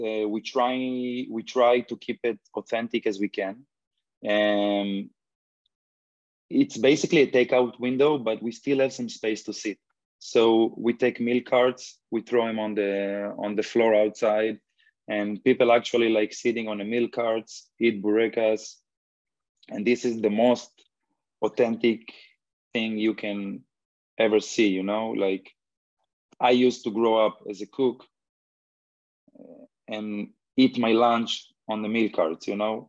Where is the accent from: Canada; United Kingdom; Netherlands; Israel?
Israel; now in Los Angeles, United States; one guy, chef I grew up with in Israel